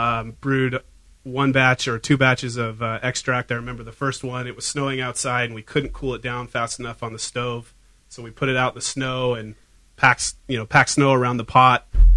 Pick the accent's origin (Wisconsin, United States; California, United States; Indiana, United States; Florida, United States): California, United States; Fairfield; moved away as an adult; also born or lived in Seattle; Just recently moved back. And so I grew up in Fairfield in the shadow of Budweiser.